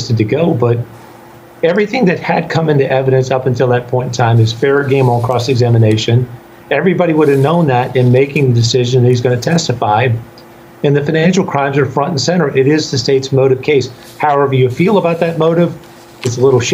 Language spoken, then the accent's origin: English; the South, United States; I'm also a Southerner